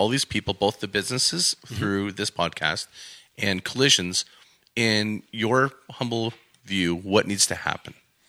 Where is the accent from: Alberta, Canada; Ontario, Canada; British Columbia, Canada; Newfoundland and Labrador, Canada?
Alberta, Canada; being an Albertan myself and growing up in Alberta, I'm always proud to be here